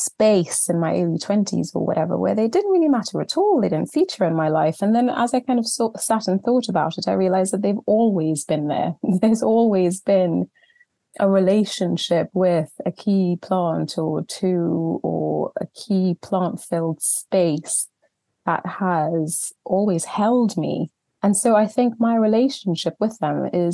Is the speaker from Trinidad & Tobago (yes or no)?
yes; Trinidad & Tobago; moved away as an adult; now in England, United Kingdom; I was born in Trinidad and Tobago in the Caribbean just over 40 years ago now, and grew up there, had my whole childhood out there